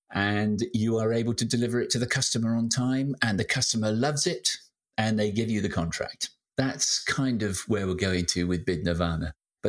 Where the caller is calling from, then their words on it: Shaftesbury, South West England, United Kingdom; I'm in sunny Shaftesbury in the county of Dorset in the south of England